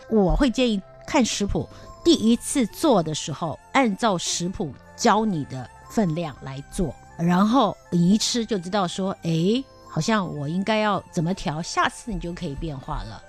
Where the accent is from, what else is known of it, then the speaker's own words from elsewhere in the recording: Taiwan; also born or lived in Rotterdam, Netherlands; 我们台湾人都吃的那个挂包